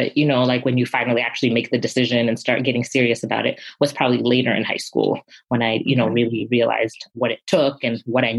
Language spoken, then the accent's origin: English; Zimbabwe; And my parents, you know, growing up in Zimbabwe, we were a country that was colonized.